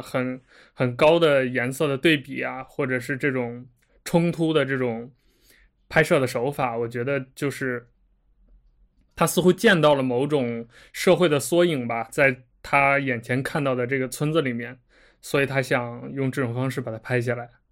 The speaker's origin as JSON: {"language": "Chinese", "town": "Xi'an", "region": "Shaanxi", "country": "China", "tie": "born or raised there", "said": "我小时候在西安"}